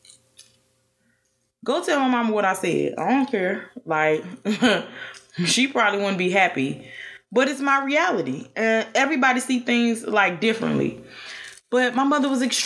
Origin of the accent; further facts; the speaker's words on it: Chicago, Illinois, United States; also born or lived in Statesboro, Georgia; Chicago is home for me